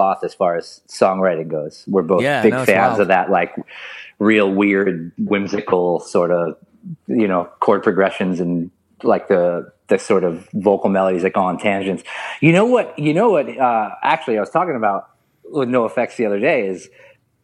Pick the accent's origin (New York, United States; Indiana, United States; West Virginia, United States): New York, United States; New York City; I grew up in Queens